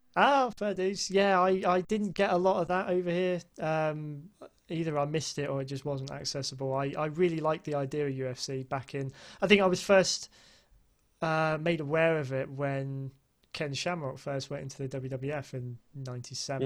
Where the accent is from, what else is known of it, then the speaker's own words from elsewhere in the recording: United Kingdom; being a Brit